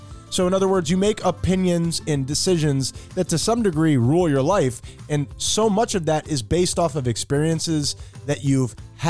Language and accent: English; Nicaragua; I'm from Nicaragua, Tyler.